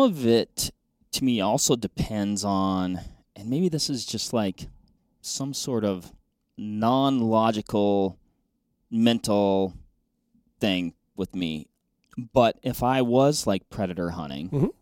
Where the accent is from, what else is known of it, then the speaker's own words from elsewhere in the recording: Western Washington, United States; moved away; I grew up in Western Washington hunting blacktails, Roosevelts